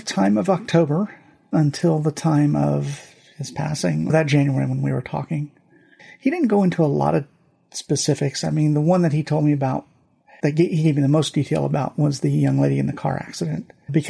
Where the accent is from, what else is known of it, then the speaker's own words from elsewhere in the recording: Germany; born there; I took French in high school. I took Latin in high school. I was born in Germany. I remember some German.